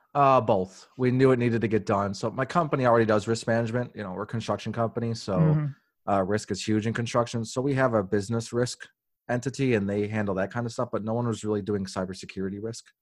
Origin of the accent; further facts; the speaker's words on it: Chicago, Illinois, United States; I grew up on the South Side